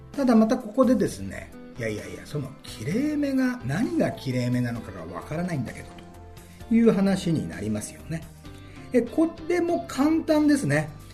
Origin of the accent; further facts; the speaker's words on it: Okayama, Japan; moved away as an adult; now in Tokyo, Japan; 私岡山出身でございます中学校は三沢山中学校高校は岡山旭高校